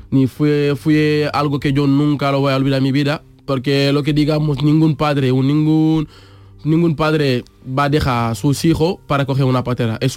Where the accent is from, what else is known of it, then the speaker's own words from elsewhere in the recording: Senegal; Spanish is a second language; moved away as an adult; also born or lived in Mbour, Senegal; now in Seville, Spain; soy de Senegal y digamos soy de África.